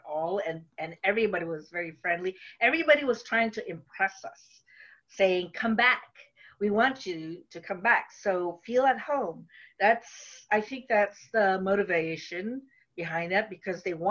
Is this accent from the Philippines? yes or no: yes; Philippines; English is a second language; now in United States; I went to visit home in the Philippines, and I was only there for maybe 3 weeks